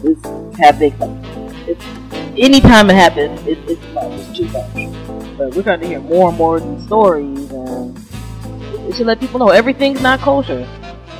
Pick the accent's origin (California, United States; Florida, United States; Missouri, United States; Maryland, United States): Maryland, United States; Prince George's County; I grew up in St. George's County in Maryland